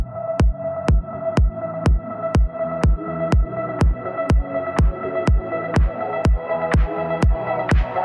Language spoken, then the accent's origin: English; Springfield, Missouri, United States; Springfield Metaphysical Fair is in my hometown, Springfield, Missouri